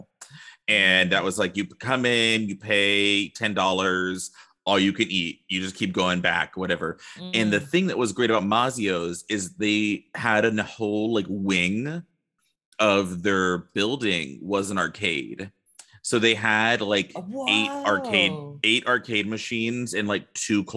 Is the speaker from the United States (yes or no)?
yes; Round Rock, Texas, United States; in Round Rock, where I grew up